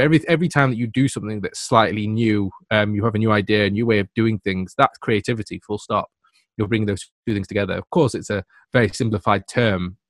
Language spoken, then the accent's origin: English; England, United Kingdom; I'm from England